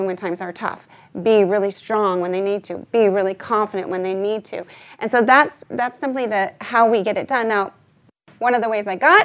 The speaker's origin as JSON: {"language": "English", "country": "United States", "tie": "born or raised there", "said": "as a young girl and growing up in America"}